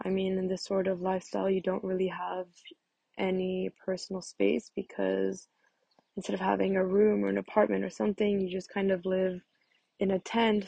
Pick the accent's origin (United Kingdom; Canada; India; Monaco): Monaco; moved away as an adult; also born or lived in Barcelona; I'm American but born and raised in Monaco